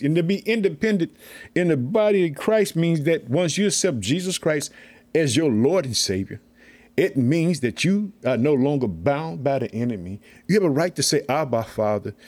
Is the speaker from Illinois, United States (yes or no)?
yes; Illinois, United States; the state of Illinois, my home state.